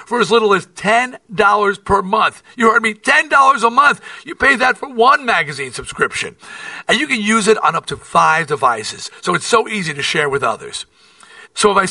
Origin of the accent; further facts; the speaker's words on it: New York, United States; I'm from New York, and I support New York teams